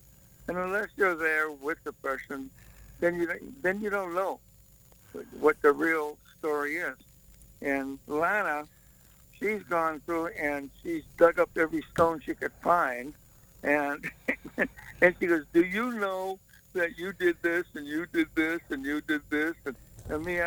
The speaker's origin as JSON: {"language": "English", "town": "Boston", "region": "Massachusetts", "country": "United States", "moved": "yes", "said": "I'm from Boston"}